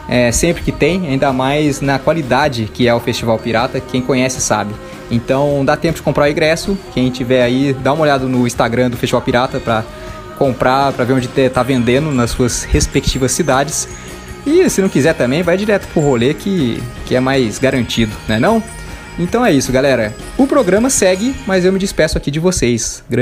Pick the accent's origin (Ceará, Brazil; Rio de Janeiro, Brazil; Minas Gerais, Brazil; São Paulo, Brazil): São Paulo, Brazil; Lorena; now in Dublin, Ireland; falo da Irlanda em Dublin, mas tenho o coração aí no Vale do Paraíba, pois nasci e fui criado em Lorena e na casa dos meus pais sempre ouviam a Clube.